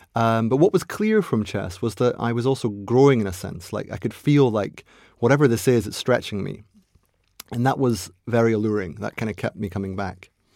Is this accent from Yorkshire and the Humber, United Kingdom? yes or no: no; Aberdeen, Scotland, United Kingdom; So I was born in Aberdeen, or Aberdeen, as they call it up there.